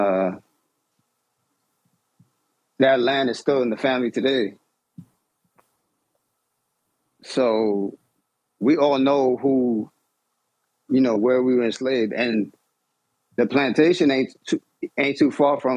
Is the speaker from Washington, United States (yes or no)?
no; New York, United States; I grew up in New York